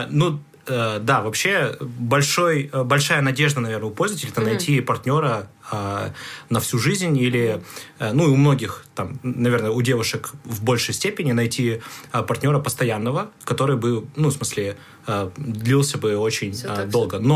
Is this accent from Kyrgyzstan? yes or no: yes; Bishkek, Kyrgyzstan; Ну, наверное, для контекста нужно сказать, что я а, приехал из другого города, я приехал из Бишкека. Вот, Бишкек – столица мира, как мы сейчас